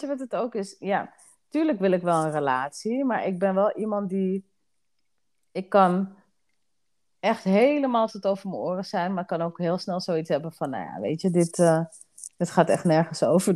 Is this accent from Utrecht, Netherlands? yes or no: no; Amsterdam, North Holland, Netherlands; now in Assendelft, Netherlands; Mijn huis staat in Assendels, maar ik kom oorspronkelijk uit Amsterdam. Oké, okay, Dus daar liggen wel echt mijn roots